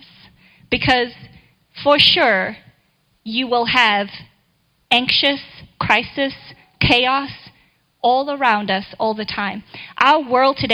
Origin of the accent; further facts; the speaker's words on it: South Africa; now in Kansas City, United States; I totally had to learn how to drive in the snow in Kansas City when I moved here from South Africa, where I think it maybe snowed the day I was born